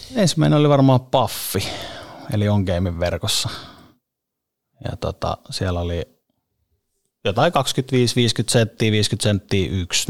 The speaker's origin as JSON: {"language": "Finnish", "town": "Helsinki", "region": "Uusimaa", "country": "Finland", "tie": "born or raised there", "also_born_or_lived": "Monaco", "said": "siellä, oli hyvä siellä oli hyvä kasvaa. Lauttasaaren kouluja käynyt ja, ja se on ollut sellainen niin kuin keskeinen paikka siellä viihtynyt ja asun edelleen"}